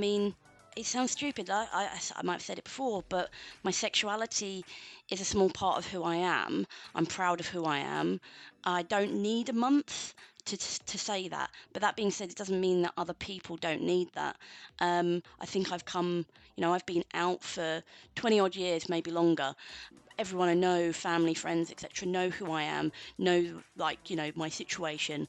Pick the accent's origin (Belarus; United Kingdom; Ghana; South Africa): United Kingdom; London; now in Manchester, United Kingdom; I'm from London originally